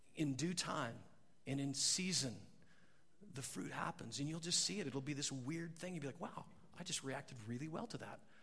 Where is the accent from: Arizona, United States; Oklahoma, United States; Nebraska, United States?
Nebraska, United States; I grew up in Nebraska